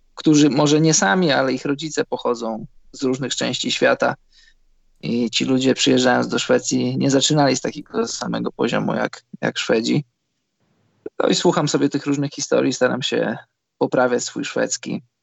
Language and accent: Polish; Poland; moved away as an adult; now in Scandinavia; wyjechałem z Polski